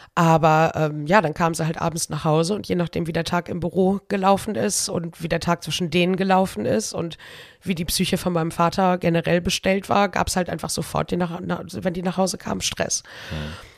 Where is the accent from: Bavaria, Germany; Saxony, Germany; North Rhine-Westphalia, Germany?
North Rhine-Westphalia, Germany; Cologne; also born or lived in Brühl; ich bin geboren und aufgewachsen in Köln. Ich habe insgesamt 28 Jahre meines Lebens 28 Jahre meines Lebens da verbracht